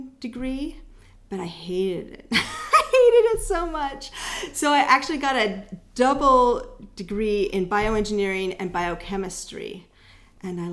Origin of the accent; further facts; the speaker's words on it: El Cerrito, California, United States; also born or lived in Vancouver, British Columbia, Canada; I grew up in El Cerrito, which is between Richmond and Berkeley